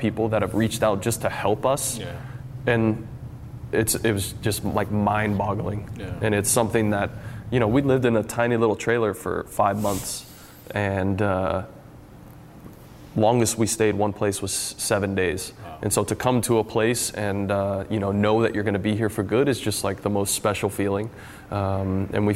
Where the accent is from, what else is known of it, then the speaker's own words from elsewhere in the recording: Phoenix, Arizona, United States; moved away as an adult; now in Seattle, United States; this is the longest place I've ever lived outside of growing up in Phoenix